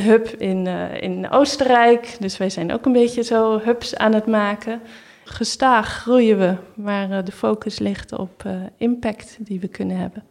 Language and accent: Dutch; Netherlands; moved away as an adult; now in Berlin, Germany